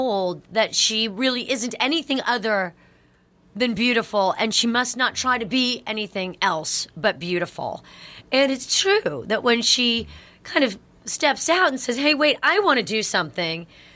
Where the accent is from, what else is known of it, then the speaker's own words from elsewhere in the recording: Connecticut, United States; I'm from Connecticut